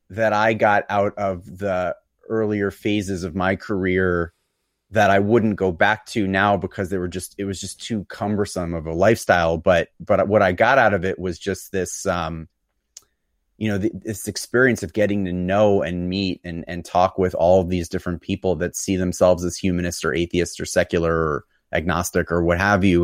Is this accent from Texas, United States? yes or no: no; New York City, New York, United States; born there; So I was born in New York City.